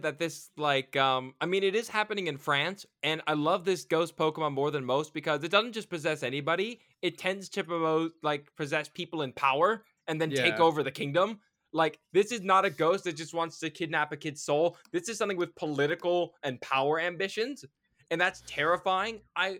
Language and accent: English; the South, United States; I'm from the South.